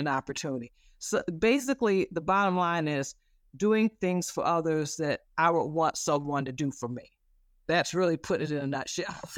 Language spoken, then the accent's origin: English; Flint, Michigan, United States; I grew up in the Flint, Michigan area.